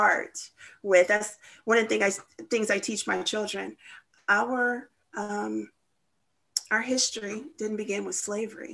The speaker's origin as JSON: {"language": "English", "town": "St. Charles", "country": "United States", "said": "I came from St. Charles"}